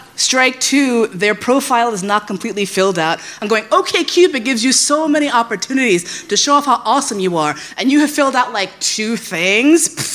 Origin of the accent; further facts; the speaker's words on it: New York, United States; also born or lived in San Francisco / Flushing; I grew up in New York.